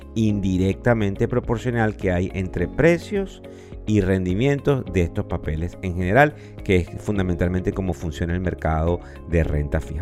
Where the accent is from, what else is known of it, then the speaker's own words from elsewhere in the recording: Venezuela; quienes somos venezolanos